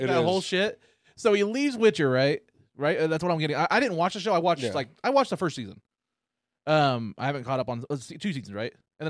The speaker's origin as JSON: {"language": "English", "country": "United States", "said": "Dude, we're fucking American."}